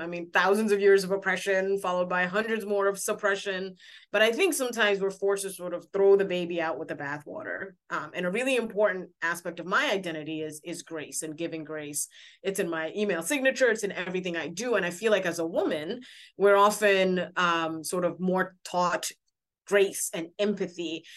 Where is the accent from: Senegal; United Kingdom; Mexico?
Senegal; moved away; I'm from Senegal, West Africa